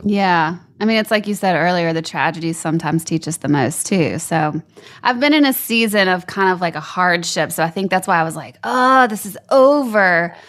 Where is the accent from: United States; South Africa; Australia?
United States; Baton Rouge, Louisiana; moved away as an adult; also born or lived in Lafayette, Louisiana; I was born in Lafayette, lived there till I was eight, and then Baton Rouge through L S U